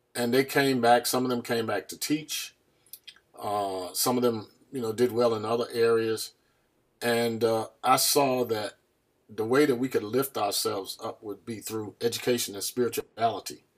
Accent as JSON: {"language": "English", "town": "Farmville", "region": "North Carolina", "country": "United States", "tie": "born or raised there", "moved": "yes", "lives_now": "New Haven, United States", "said": "I was born in a small town called Farmville"}